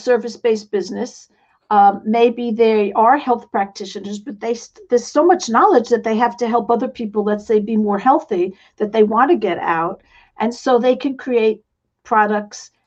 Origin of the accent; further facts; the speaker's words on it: New York City, New York, United States; accent: New York; moved away; I come from New York City. Some of you might still recognize I have a little bit of an accent